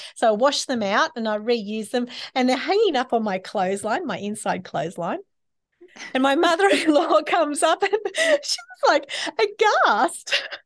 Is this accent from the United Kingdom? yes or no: no; Sydney, New South Wales, Australia; my family, um, when I grew up in Sydney was not that way inclined